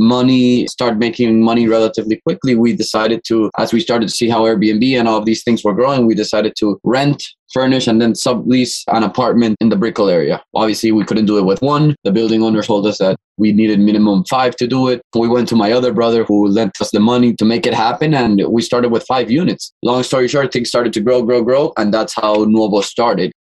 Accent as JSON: {"language": "English", "country": "Ecuador", "also_born_or_lived": "Boston, United States", "moved": "as an adult", "lives_now": "Miami, United States", "said": "I'm originally from Ecuador. I've been in Miami for around 7 to 8 years now"}